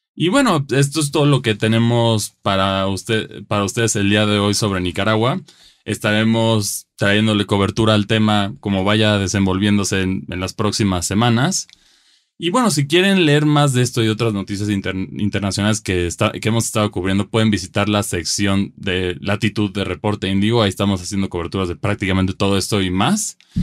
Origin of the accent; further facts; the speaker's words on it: Mexico; como mexicanos